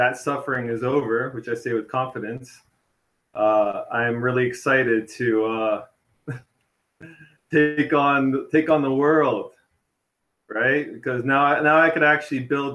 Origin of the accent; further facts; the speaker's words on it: Toronto, Ontario, Canada; I'm from Toronto originally, and I'm there currently